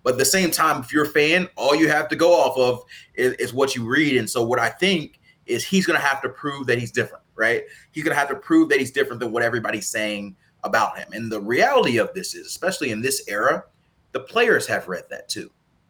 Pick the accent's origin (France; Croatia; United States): United States; Mississippi; I'm from Mississippi